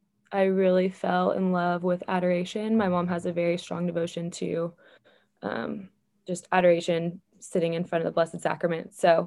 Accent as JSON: {"language": "English", "town": "Fort Worth", "region": "Texas", "country": "United States", "tie": "born or raised there", "said": "I do love Texas. I love Jesus more, but I love Texas. No, I was born and raised here in the Fort Worth area. I grew up a coach's kid. Football in Texas is a religion of its own"}